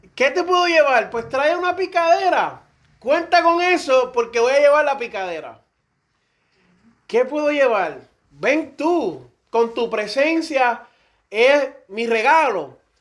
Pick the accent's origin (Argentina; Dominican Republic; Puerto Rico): Puerto Rico; aquí casi todos somos puertorriqueños